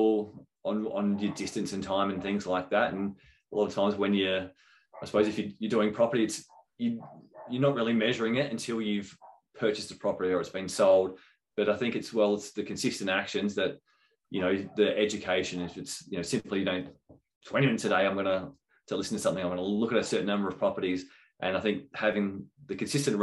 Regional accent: Adelaide, South Australia, Australia; moved away; I was originally from Adelaide

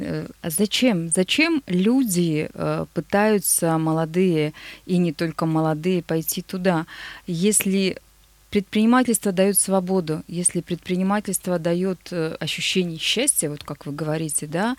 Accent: Nizhny Tagil, Sverdlovsk Oblast, Russia; now in Yekaterinburg, Russia; Мой родной город

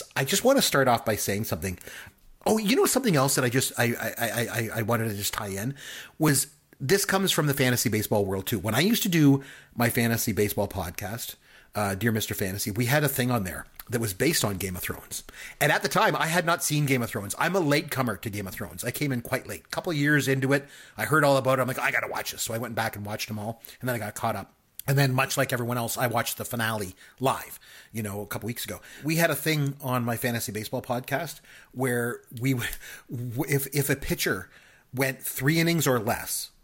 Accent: Canada; I'm from Canada

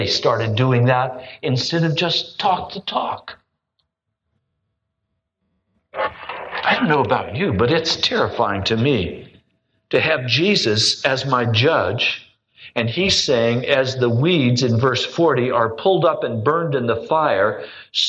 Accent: United States; I'm an American

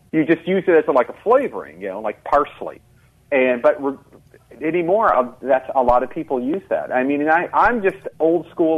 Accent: Eldridge, Iowa, United States; now in Twin Cities, United States; I'm from outside of Davenport, Iowa, little town called Eldridge, which is about 10 miles north of Davenport

